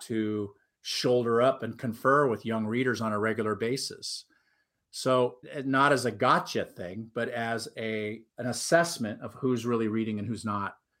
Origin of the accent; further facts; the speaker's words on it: Huntington Beach, California, United States; also born or lived in Anaheim / New York; I grew up in Huntington Beach, California